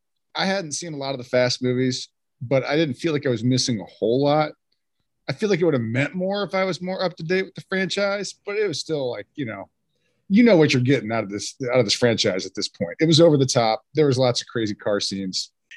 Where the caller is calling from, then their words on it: Texas, United States; Howdy. How's everybody doing? I'm calling in from Texas, folks.